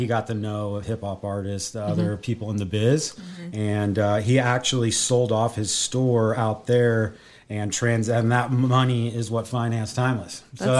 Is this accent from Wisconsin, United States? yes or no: no; Scottsdale, Arizona, United States; moved away as an adult; now in Oklahoma, United States; Moved out to Scottsdale, Arizona, 1986. Mm-hmm. And so grew up there, went to U of A, and then moved back here about 14 years ago.